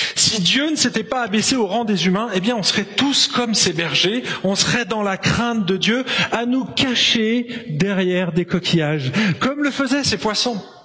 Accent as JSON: {"language": "French", "country": "France", "also_born_or_lived": "Marseille", "said": "en tant que français"}